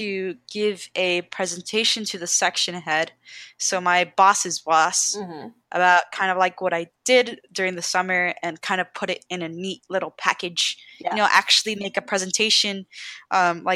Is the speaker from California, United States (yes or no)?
yes; Los Angeles, California, United States; moved away; I'm from SoCal. I'm from Los Angeles